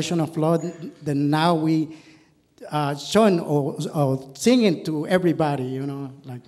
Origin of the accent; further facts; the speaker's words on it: Nicaragua; moved away as an adult; now in Kentucky, United States; I'm from Nicaragua.